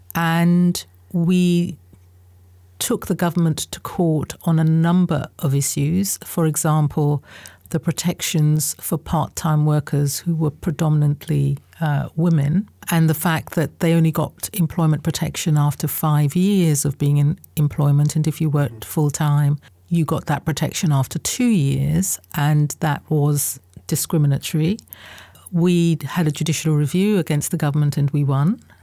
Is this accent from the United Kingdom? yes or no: yes; Southeast London / Kent borders, South East England, United Kingdom; born or raised there; also born or lived in Guyana / United States